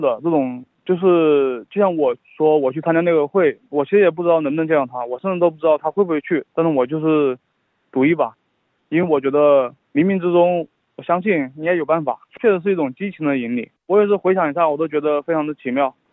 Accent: China; now in Australia; 我作为一个移民，作为一个中国人，当native speaker，在澳大利亚

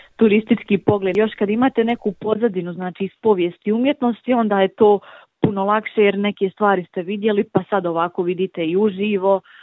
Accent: Livno, Federation of Bosnia and Herzegovina, Bosnia & Herzegovina; also born or lived in Split, Croatia; dolazim iz Livna

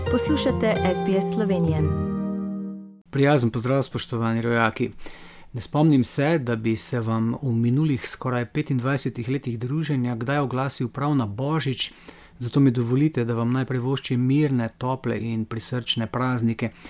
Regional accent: Slovenia

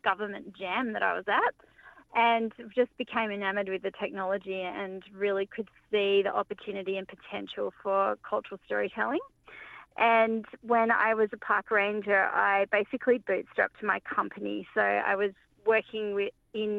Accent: Sydney, New South Wales, Australia; My mob is the Cabrigal people from the Georges River and Liverpool area of the Sydney Basin.

